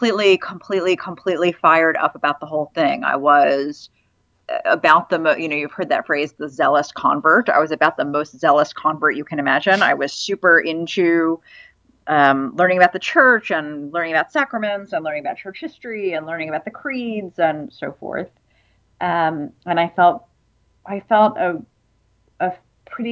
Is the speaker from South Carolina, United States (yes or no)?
no; North Carolina, United States; also born or lived in Virginia / Cambridge, United Kingdom; I grew up Jewish in North Carolina and Virginia